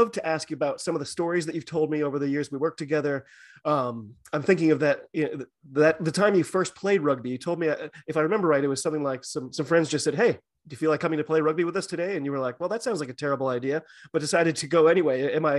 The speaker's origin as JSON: {"language": "English", "country": "United States", "said": "I'm an American rugby fan who follows the game wherever I can find it, all over the globe."}